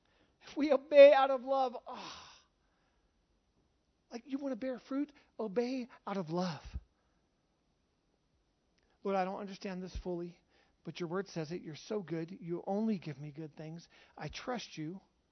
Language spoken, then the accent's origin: English; Charlotte, North Carolina, United States; born there; I was born in Charlotte, North Carolina. I was raised all over the U.S., traveled everywhere. I'm an American. I was born in America.